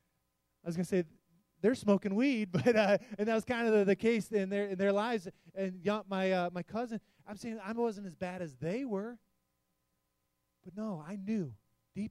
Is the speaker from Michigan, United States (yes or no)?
yes; Detroit, Michigan, United States; We're in Michigan. I grew up in the Detroit area.